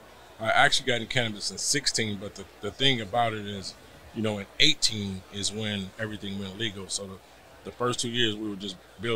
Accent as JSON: {"language": "English", "town": "San Bernardino", "region": "California", "country": "United States", "tie": "born or raised there", "said": "San Bernardino, California, which is 35 miles south of Los Angeles."}